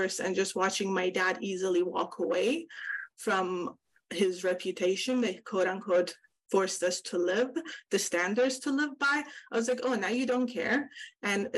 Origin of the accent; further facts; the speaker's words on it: Iran; now in California, United States; I grew up in Iran